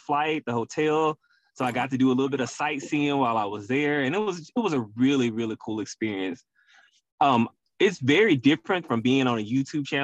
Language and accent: English; Memphis, Tennessee, United States; moved away as an adult; now in Houston, United States; I'm born and raised in Memphis, Tennessee, though, but Houston is where I call home